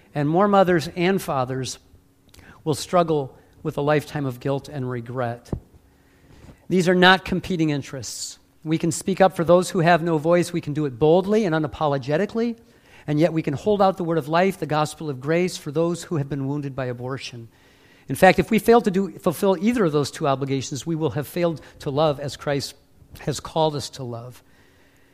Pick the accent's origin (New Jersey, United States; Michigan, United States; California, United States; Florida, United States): Michigan, United States; Warren; now in Ohio, United States; I live in Ohio, but I'm from the Motor City. I grew up in Warren